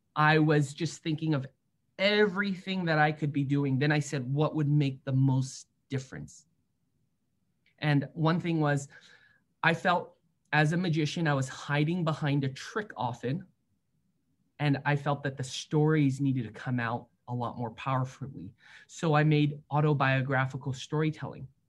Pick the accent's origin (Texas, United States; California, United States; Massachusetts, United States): California, United States; San Francisco; I grew up in San Francisco